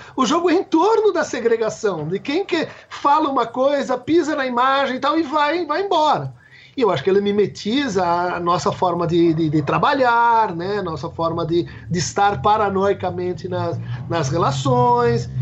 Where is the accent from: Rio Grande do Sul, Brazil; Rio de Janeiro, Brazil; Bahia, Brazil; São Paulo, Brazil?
São Paulo, Brazil; moved away as an adult; also born or lived in Niterói; eu sou nascido e criado em São Paulo, na periferia de São Paulo